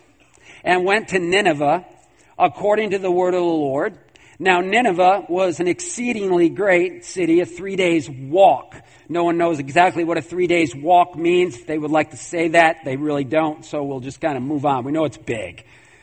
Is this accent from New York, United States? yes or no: yes; New York, United States; I'm from New York